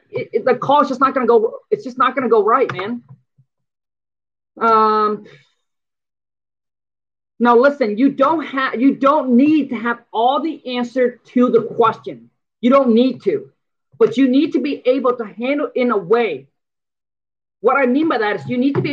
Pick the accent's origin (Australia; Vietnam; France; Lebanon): Vietnam; English is a second language; now in United States; I came from from Vietnam. I came over here